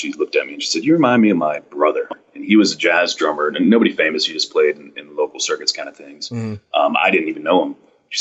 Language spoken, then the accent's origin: English; Panama City, Florida, United States; moved away as an adult; also born or lived in Orlando, Florida; now in Jacksonville, United States; I grew up in Panama City, Florida, went to college down in Orlando at UCF, and then ended up in Jacksonville, Florida, where I still currently reside